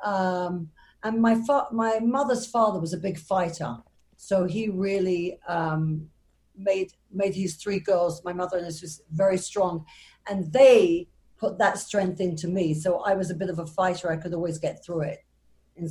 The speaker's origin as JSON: {"language": "English", "region": "London", "country": "United Kingdom", "tie": "born or raised there", "moved": "yes", "said": "I'm originally from England, born in London, and brought up in a, what we would call a modern Orthodox Jewish family"}